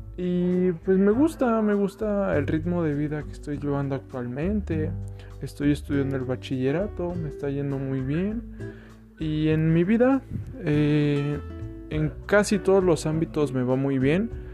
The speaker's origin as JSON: {"language": "Spanish", "town": "León", "region": "Guanajuato", "country": "Mexico", "tie": "born or raised there", "also_born_or_lived": "Mexico City", "said": "soy nacido en la Ciudad de México, actualmente vivo en León, Guanajuato"}